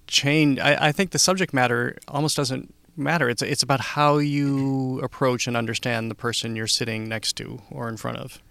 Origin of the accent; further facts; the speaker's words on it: Upton, Massachusetts, United States; I grew up in Upton, Massachusetts